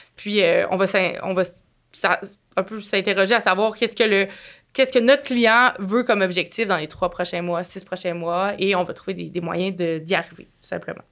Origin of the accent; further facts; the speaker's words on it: Quebec City, Quebec, Canada; je viens de Québec